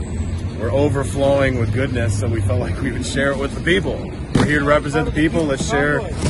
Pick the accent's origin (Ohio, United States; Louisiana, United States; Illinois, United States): Illinois, United States; Mattoon; now in Wisconsin, United States; Born and raised in Mattoon, Illinois. I live in Vroclaw, Wisconsin.